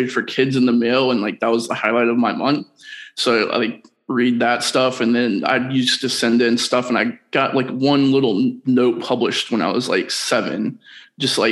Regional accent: Columbus, Ohio, United States; I grew up in Columbus, outside of Columbus, Ohio.

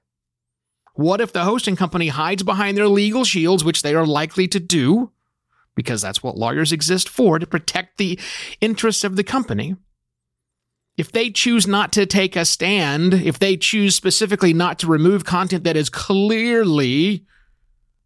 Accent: United States; being an American

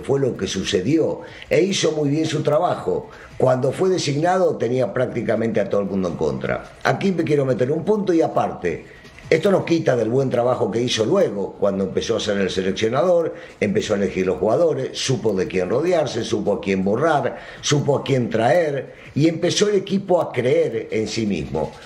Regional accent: Argentina; así lo vivimos en mi país

